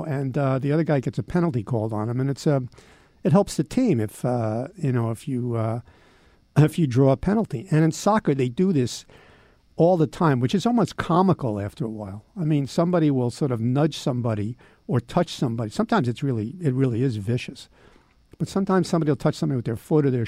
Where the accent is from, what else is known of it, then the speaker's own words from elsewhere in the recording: United States; growing up in America